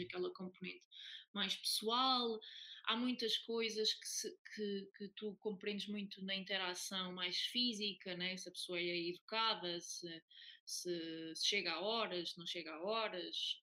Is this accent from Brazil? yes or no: no; Oliveira do Hospital, Centro, Portugal; sou, natural da Oliveira do Hospital